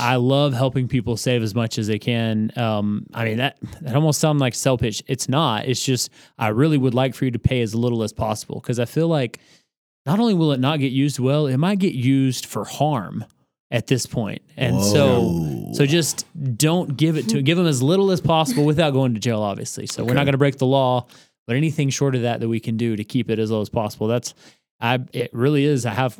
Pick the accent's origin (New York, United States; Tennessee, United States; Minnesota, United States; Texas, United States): Texas, United States; Odessa; Odessa, Texas.